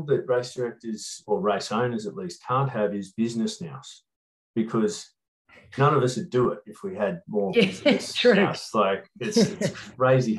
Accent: Hobart, Tasmania, Australia; I grew up in Waterworks Reserve, not in the reserve, but just down from it, which is in the foothills of the mountain

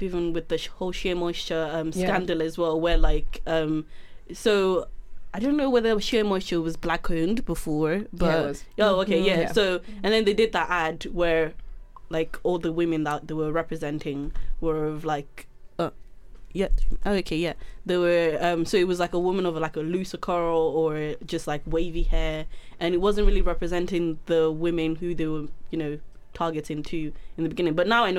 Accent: United Kingdom; I'm actually British

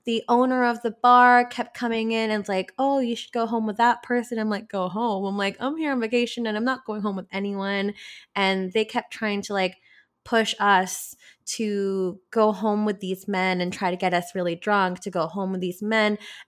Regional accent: Philippines; because I'm Filipino and we love to sing.

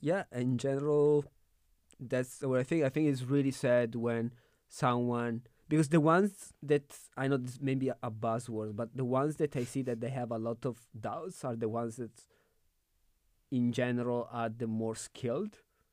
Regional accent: Italy; now in Berlin, Germany; I'm from Italy.

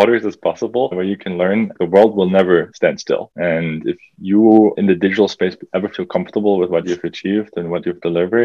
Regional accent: Germany; now in Canada; I grew up in Germany, a country that's well advanced

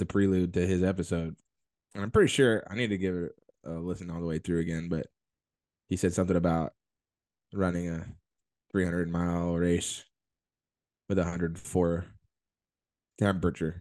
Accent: Georgia, United States; moved away; we grew up in Georgia

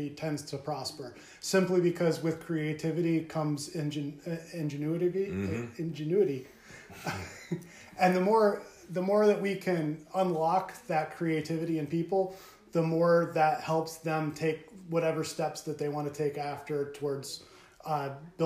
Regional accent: Cromwell, Connecticut, United States; as a child growing up in Cromwell, it always felt very much connected and communal

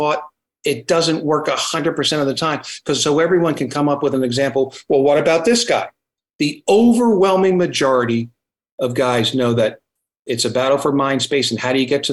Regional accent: New Jersey, United States; now in Virginia, United States; I'm from New Jersey, so that's why when I get excited, I talk fast

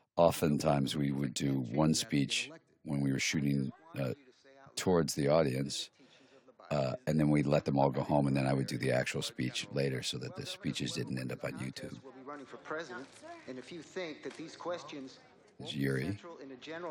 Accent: Cincinnati, Ohio, United States; my hometown, basically, of Cincinnati, Ohio.

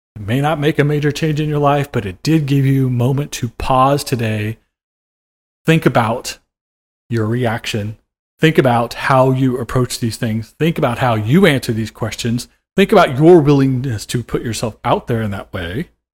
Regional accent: Oklahoma, United States; I grew up in Oklahoma

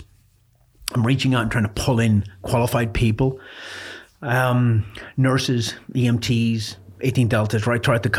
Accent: Ireland; moved away; I was born in Ireland

